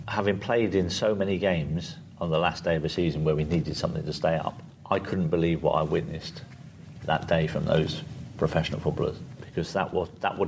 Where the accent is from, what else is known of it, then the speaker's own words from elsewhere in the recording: Guernsey; I grew up on a council estate in Guernsey